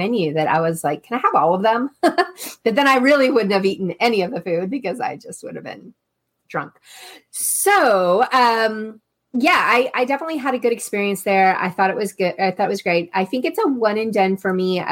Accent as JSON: {"language": "English", "region": "Texas", "country": "United States", "said": "I'm from Texas"}